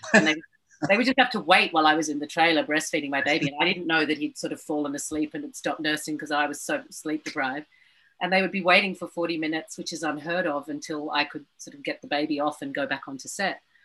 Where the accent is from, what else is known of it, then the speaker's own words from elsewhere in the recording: Australia; I'm going to be treated like an American actor, not as an Australian